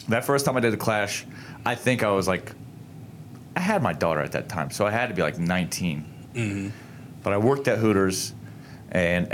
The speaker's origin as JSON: {"language": "English", "town": "Norfolk", "region": "Virginia", "country": "United States", "tie": "born or raised there", "moved": "yes", "said": "I grew up in Norfolk."}